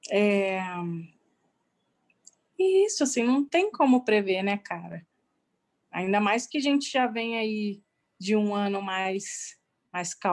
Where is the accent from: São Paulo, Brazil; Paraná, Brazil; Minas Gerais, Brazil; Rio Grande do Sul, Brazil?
São Paulo, Brazil; Ribeirão Preto; Sou de Ribeirão Preto.